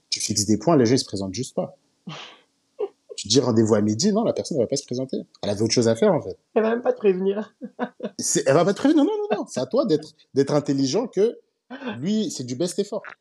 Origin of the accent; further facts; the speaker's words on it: Côte d’Ivoire; je rentre chez moi en Côte d'Ivoire